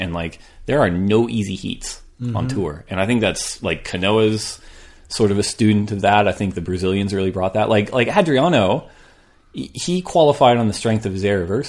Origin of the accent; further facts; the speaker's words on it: California, United States; Like, I'm from California.